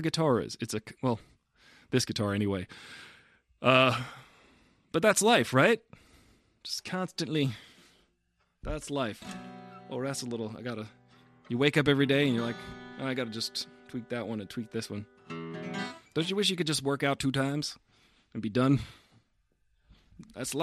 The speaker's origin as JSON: {"language": "English", "area": "Long Island", "region": "New York", "country": "United States", "tie": "born or raised there", "moved": "as an adult", "lives_now": "California, United States", "said": "I come from Long Island"}